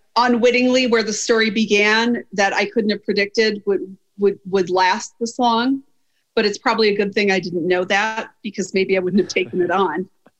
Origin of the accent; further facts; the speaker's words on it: Wisconsin, United States; I'm from Wisconsin